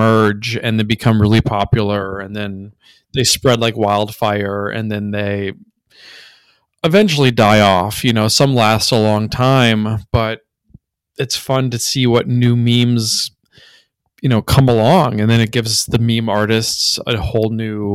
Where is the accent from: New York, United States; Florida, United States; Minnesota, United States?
Minnesota, United States; I grew up in Minnesota